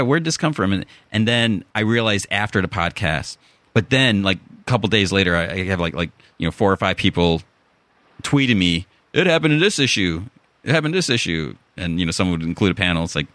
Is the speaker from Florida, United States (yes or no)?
no; Chicago, Illinois, United States; accent: Chicago; moved away as an adult; now in California, United States; my Chicago accent